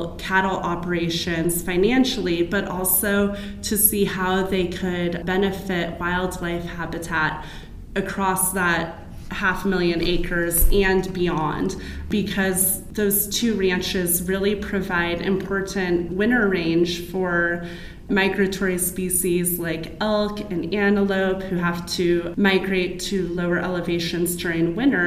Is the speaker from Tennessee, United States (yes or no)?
no; California, United States; now in Arizona, United States; my home state of California